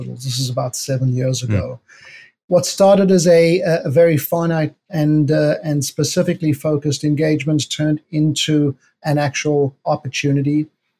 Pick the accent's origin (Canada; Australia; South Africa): South Africa; moved away as an adult; also born or lived in New York City; I'm from South Africa.